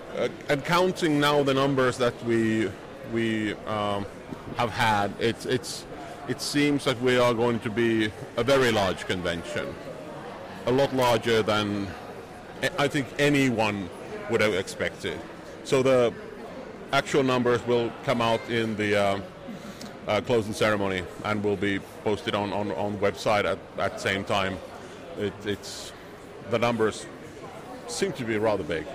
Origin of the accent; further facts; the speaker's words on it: Helsinki, Uusimaa, Finland; this is my hometown